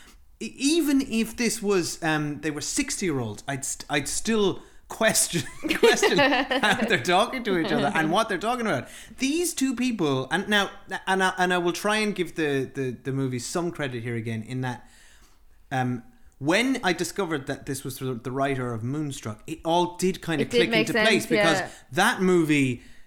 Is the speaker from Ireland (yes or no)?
yes; Ireland; we the Irish